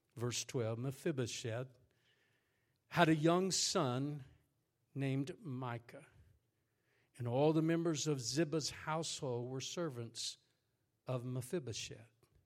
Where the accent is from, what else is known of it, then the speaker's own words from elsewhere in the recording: Texas, United States; moved away as an adult; now in Haiti; I am a Texan, and I am proud to be a Texan